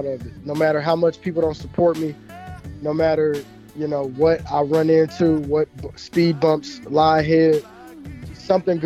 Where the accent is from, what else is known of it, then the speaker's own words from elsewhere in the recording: Clarksville, Tennessee, United States; moved away as an adult; now in Indianapolis, United States; I'm from Clarksville